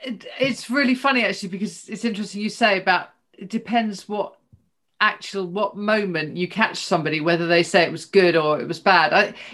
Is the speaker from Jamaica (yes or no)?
no; United Kingdom; especially as a Brit at the moment